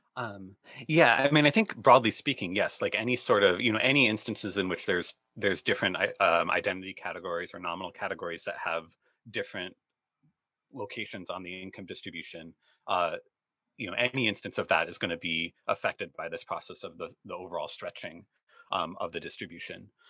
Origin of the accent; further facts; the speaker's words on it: Rochester, Minnesota, United States; where I grew up in in Rochester, Minnesota